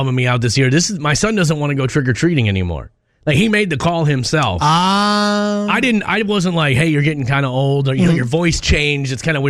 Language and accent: English; Minneapolis, Minnesota, United States; moved away; also born or lived in Texas; I grew up in the Midwest. I grew up in North Minneapolis, so I was used to it.